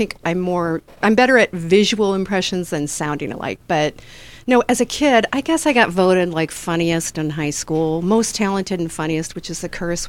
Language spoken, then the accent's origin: English; Detroit, Michigan, United States; I'm from Detroit.